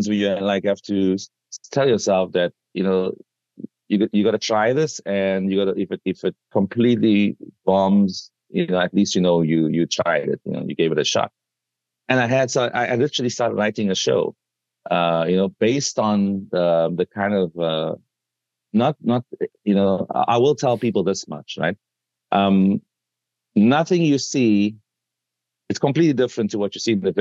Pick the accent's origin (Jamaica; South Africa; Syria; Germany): South Africa; my home country, South Africa